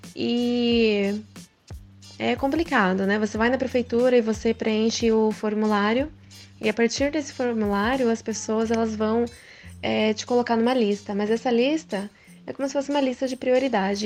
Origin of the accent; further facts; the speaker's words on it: Japan; Eu cresci no Japão, estudei em escola japonesa também